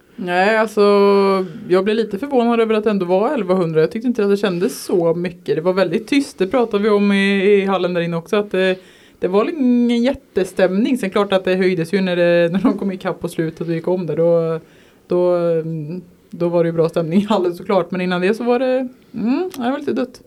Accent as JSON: {"language": "Swedish", "town": "Vargön", "region": "Västra Götaland", "country": "Sweden", "tie": "born or raised there", "said": "Jag är från Vargön"}